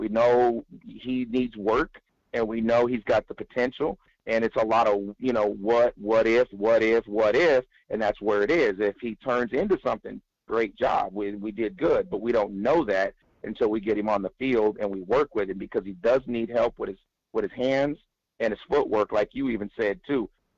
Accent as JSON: {"language": "English", "region": "California", "country": "United States", "said": "Yeah, I'm from Cali. Yes, sir."}